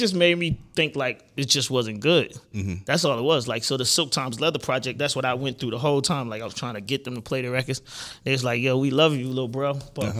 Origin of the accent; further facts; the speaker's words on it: the South, United States; They didn't say nothing about we from the South. I'm from the South, right?